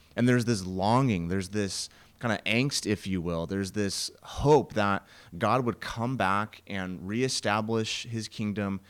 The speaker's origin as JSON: {"language": "English", "region": "Washington", "country": "United States", "said": "I'm from Washington in the Cascade Mountains"}